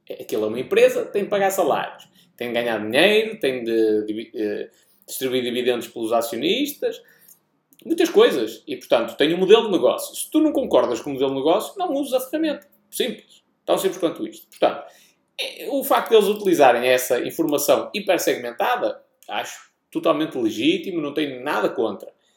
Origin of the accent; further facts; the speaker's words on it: Portugal; accent: European Portuguese; o nosso sotaque